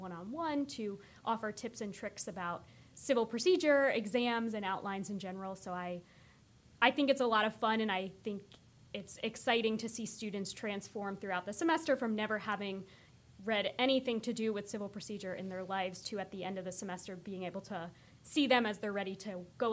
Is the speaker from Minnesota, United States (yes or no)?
no; New Jersey, United States; moved away as an adult; also born or lived in Delaware / Madrid; now in Williamsburg, Virginia, United States; I'm originally from the great state of New Jersey